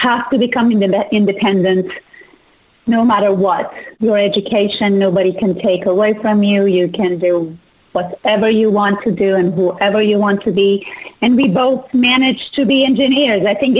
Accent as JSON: {"language": "English", "country": "Iran", "tie": "born or raised there", "moved": "yes", "said": "I was born and raised in Iran"}